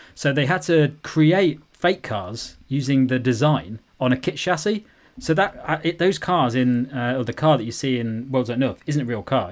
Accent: United Kingdom; as a young man growing up in Britain

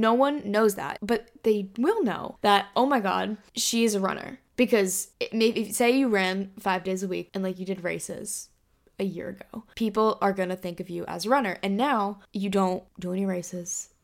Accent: Hong Kong; now in United States; growing up in Asia, in Hong Kong, we learned Mandarin in school.

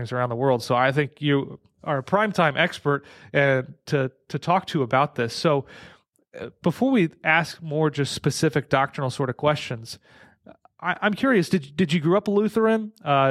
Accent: St. Louis, Missouri, United States; I grew up in St. Louis, so right down the road

